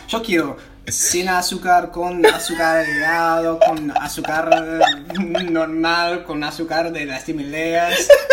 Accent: United States; Spanish is a second language; moved away as an adult; now in Buenos Aires, Argentina; yo vengo de un lugar de Estados Unidos donde todo es posible.

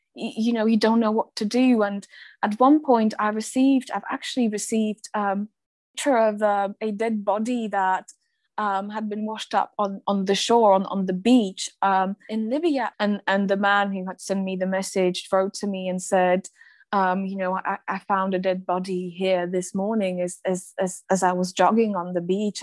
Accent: Slovakia; my home country slovakia

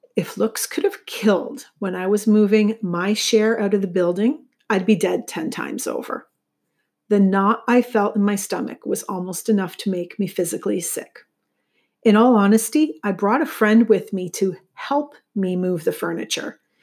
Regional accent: St. Catharines, Ontario, Canada; Saint Catharines, which is my hometown

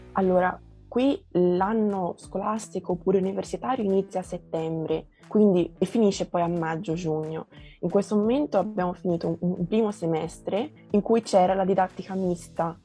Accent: Tuscany, Italy; Italian is a second language; also born or lived in João Pessoa, Paraíba, Brazil; sono italo-brasiliana perché sono nata in Brasile, ma mio babbo è italiano e vivo in Italia da quasi 13 anni, quindi quasi tutta la vita l'ho vissuta qui in Italia

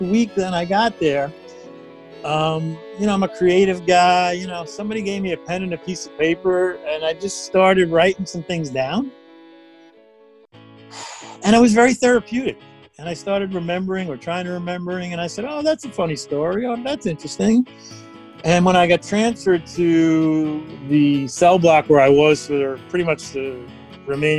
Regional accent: New York, United States; I'm from New York.

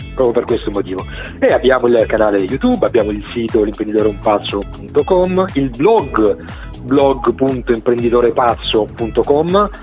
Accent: Calimera, Apulia, Italy; now in Genoa, Italy; sono, sono, salentino della provincia di Lecce, di Calimera precisamente, e ne vado, ne vado fiero

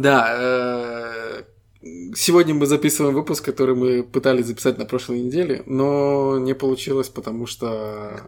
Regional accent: Estonia; Мы ребята из Эстонии

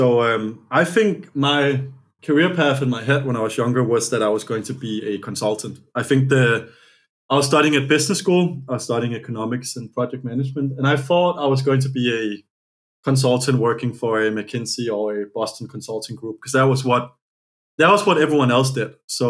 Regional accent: Copenhagen, Capital Region of Denmark, Denmark; English is a second language; moved away as an adult; now in United States; I'm born in Copenhagen, Denmark, which is also the homeland of Lego

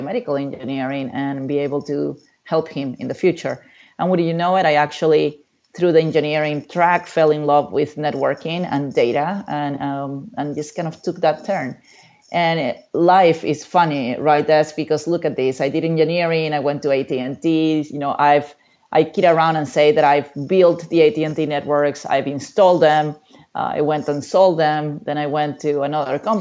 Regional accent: Peru; also born or lived in Memphis, Tennessee, United States; now in United States; I grew up in Peru, in South America. I came to the United States

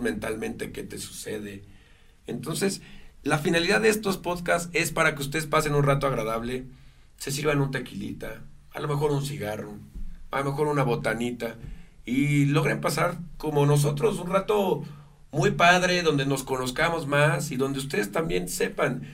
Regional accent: Mexico; Amo a mi país, yo jamás renunciaré a mi nacionalidad

